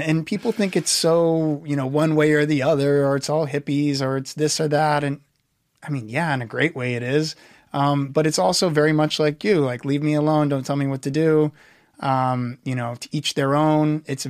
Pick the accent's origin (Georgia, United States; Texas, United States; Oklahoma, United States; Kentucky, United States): Texas, United States; Houston; Houston. Right. So the big industrial, kind of uglier one of our four cities, but hey.